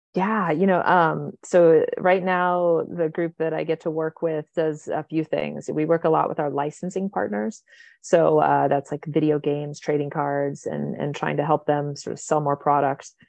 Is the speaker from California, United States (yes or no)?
yes; the Valley, Southern California, United States; I grew up here in Southern California, uh, in the, the Valley